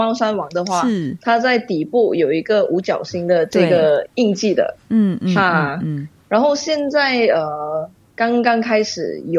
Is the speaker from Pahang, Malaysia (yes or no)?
yes; Bentong, Pahang, Malaysia; 我的家乡是文东，彭亨文东。那它是一个非常非常美丽的小山城。